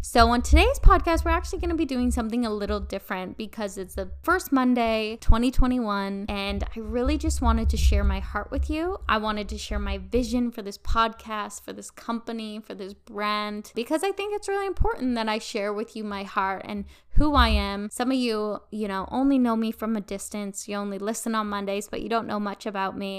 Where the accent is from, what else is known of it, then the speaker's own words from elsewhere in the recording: northern British Columbia, Canada; also born or lived in Vancouver; I was born and raised in a very small town up in northern B C.